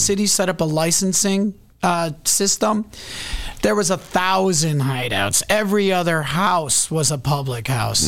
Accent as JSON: {"language": "English", "town": "Chicago", "region": "Illinois", "country": "United States", "said": "as a Chicagoan"}